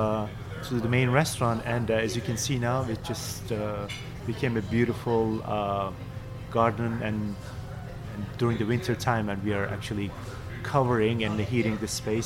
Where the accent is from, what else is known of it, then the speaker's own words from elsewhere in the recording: Istanbul, Turkey; moved away; I am from Turkey originally, from Istanbul. I grew up in Istanbul